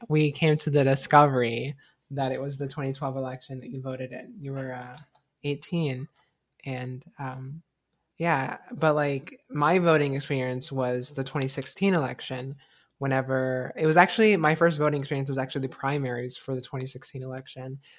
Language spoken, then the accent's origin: English; United States; I was born in America.